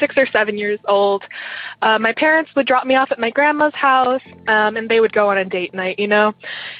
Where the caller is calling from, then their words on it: Eugene, Oregon, United States; I'm calling from Eugene, Oregon.